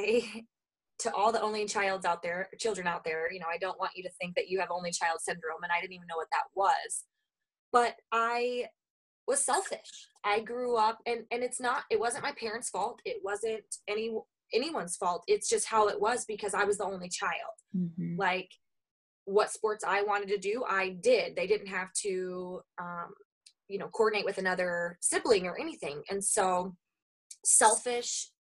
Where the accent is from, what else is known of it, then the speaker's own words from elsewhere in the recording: Oklahoma, United States; moved away as an adult; now in Minnesota, United States; I was born and raised in Oklahoma. I have lived in Minnesota for the last 10 years